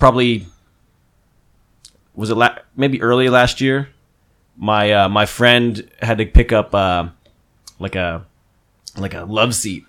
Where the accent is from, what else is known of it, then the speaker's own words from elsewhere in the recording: New Jersey, United States; now in California, United States; I'm like right on the border of Pennsylvania and New Jersey, so it's like right on the Delaware River.